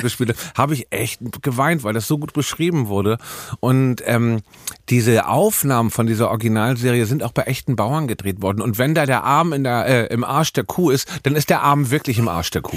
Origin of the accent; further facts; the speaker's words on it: Hamburg, Germany; ich bin ja Hamburger.